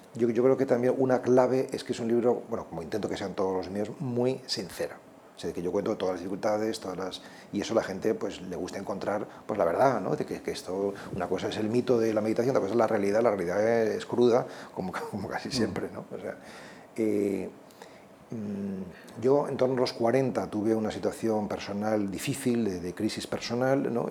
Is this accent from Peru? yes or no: no; Spain